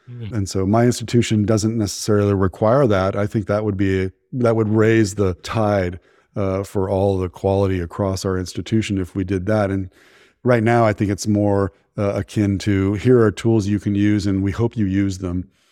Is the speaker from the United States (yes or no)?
yes; Menlo Park, California, United States; I grew up in Menlo Park, where all the VCs are